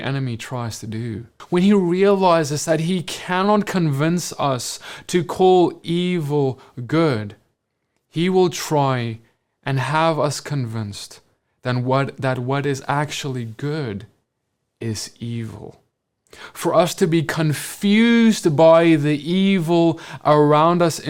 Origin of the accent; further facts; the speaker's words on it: South Africa; moved away as an adult; now in United States; As a South African who grew up, was born in South Africa, lived there my whole life, and moved to the US just a few years ago